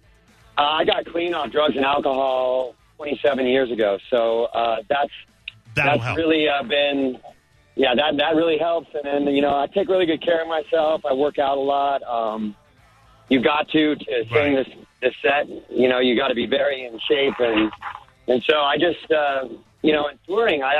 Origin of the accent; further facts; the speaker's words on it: Southern California, United States; I grew up in Southern California